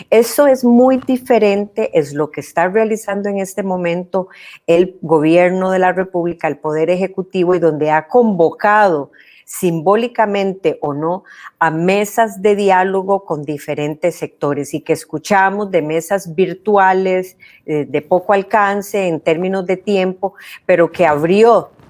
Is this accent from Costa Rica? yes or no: yes; Costa Rica